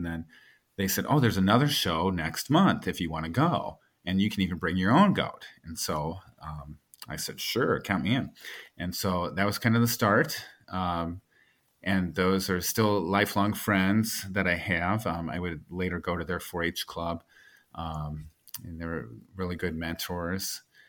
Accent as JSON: {"language": "English", "region": "Ohio", "country": "United States", "said": "I started as a 4-H'er in the Midwest. I'm originally from Ohio in District 4."}